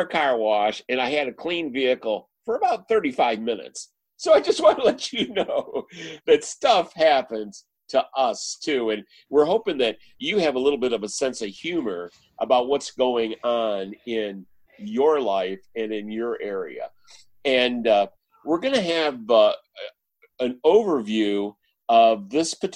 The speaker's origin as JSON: {"language": "English", "region": "Michigan", "country": "United States", "moved": "yes", "said": "I'm actually from Michigan"}